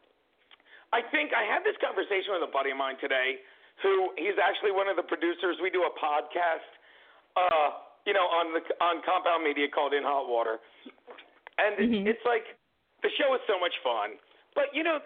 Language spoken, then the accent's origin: English; Vineland, New Jersey, United States; growing up in Vineland, growing up on a farm, going to high school in South Jersey